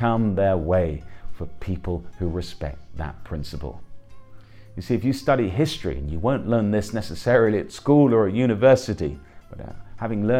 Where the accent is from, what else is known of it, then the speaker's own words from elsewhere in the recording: England, United Kingdom; I'm an Englishman